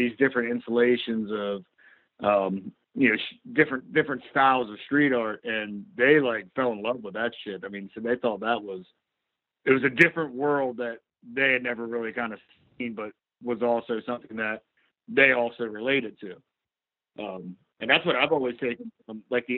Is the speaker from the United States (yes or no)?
yes; Eastern Shore, Maryland, United States; we're all from the state of Maryland. We're all generally Eastern Shore guys